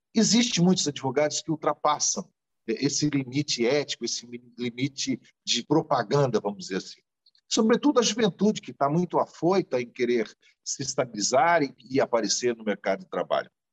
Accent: Santa Catarina, Brazil; eu também sou catarinense

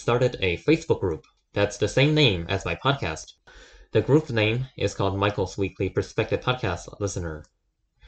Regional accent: China; moved away; I'm from China

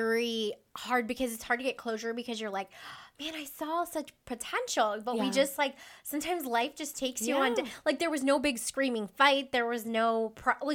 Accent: Ohio, United States; moved away as an adult; I was in Ohio at the time

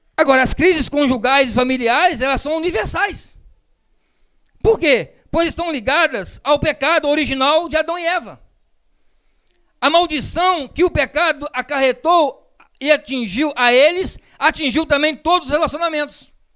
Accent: Minas Gerais, Brazil; Eu sou mineiro, casei com uma petropolitana

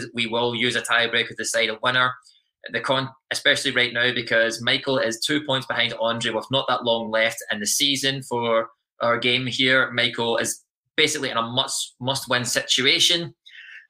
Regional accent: Scotland, United Kingdom; moved away; I'm Scottish

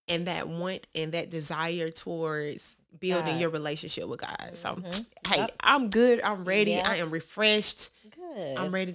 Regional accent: Fairfield, United States; accent: country; I'm from Fairfield, girl.

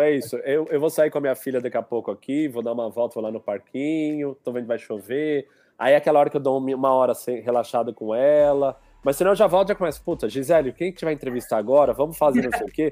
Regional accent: São Paulo, Brazil; moved away as an adult; also born or lived in Piauí; now in Cascais, Portugal; eu sou de São Paulo, cresci em São Paulo

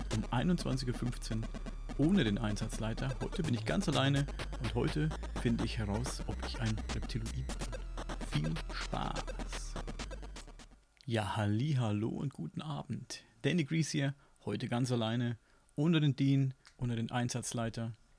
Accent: Upper Franconia, Bavaria, Germany; accent: Franconian; ich komme aus Franken, also genauer Oberfranken. Und da wird eben Fränkisch geredet.

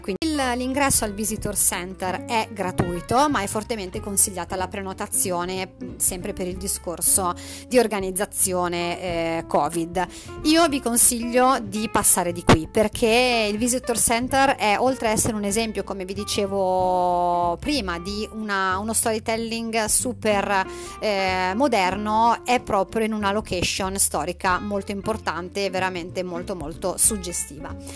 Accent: Emilia-Romagna, Italy; la mia terra, alla Romagna

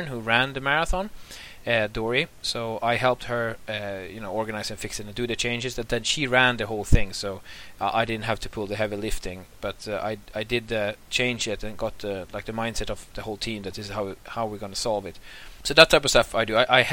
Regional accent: Sweden; also born or lived in Åland; now in Turku, Finland; I'm from Sweden originally, but I've lived in Finland for some time, and also lived in Ahvenanmaa, but I'm happy now living in Turku

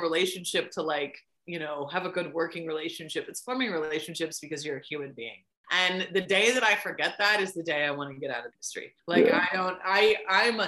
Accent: Bloomington, Indiana, United States; moved away; also born or lived in St. Petersburg, Florida; I was an IU grad and we grew up in Bloomington

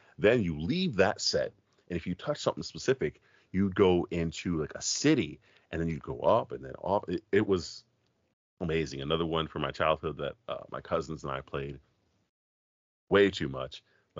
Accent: Florida, United States; I'm from Florida, by the way, Neil.

